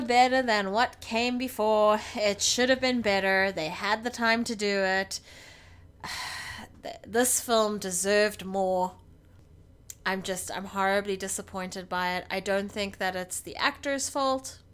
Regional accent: South Africa; we're South African

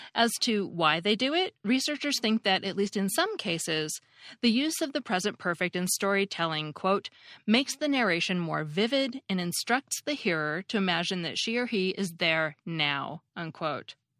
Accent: United States; as an American

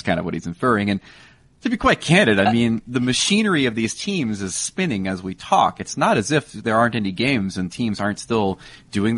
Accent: United States; I'm American

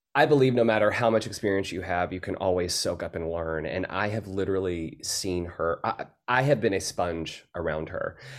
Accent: the South, United States; I come from the South

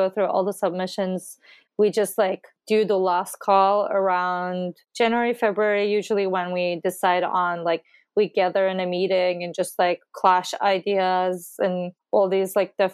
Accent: Istanbul, Turkey; moved away as an adult; now in Boston, United States; I'm originally from Istanbul, Turkey, and I was here as an exchange student for like a year in 2011.

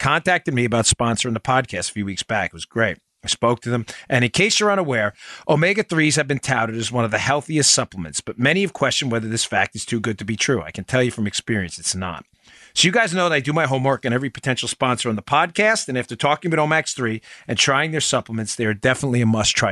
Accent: New York City, New York, United States; now in Florida, United States; We're from Queens.

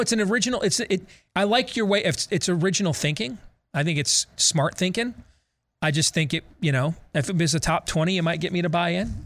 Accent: Michigan, United States; as a kid growing up in Michigan, watching the nightly news with my parents.

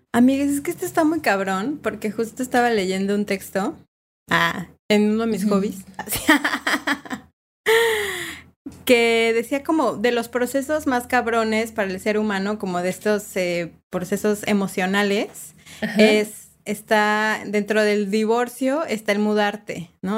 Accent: Mexico; moved away as an adult; now in Uruguay; como mexicanos, mexicanas y mexicanes

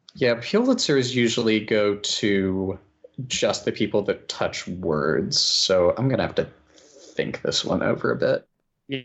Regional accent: Roanoke, Virginia, United States; I'm from the Roanoke, Virginia area

